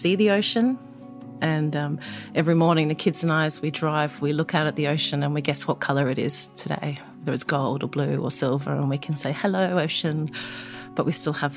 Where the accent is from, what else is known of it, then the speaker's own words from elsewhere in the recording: Brisbane, Queensland, Australia; also born or lived in Eungella, Queensland; now in Beechmont, Australia; I grew up in Brisbane